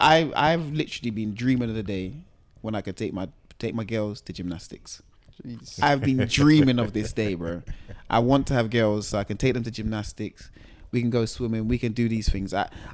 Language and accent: English; England, United Kingdom; I was born in England.